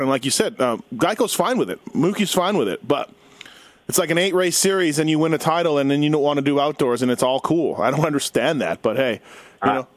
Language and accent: English; Canada; I'm Canadian